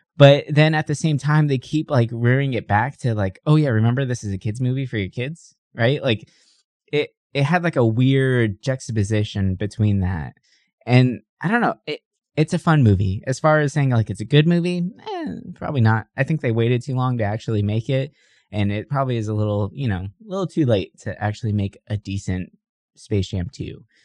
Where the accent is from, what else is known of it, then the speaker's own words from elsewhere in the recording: San Diego, California, United States; I grew up in San Ysidro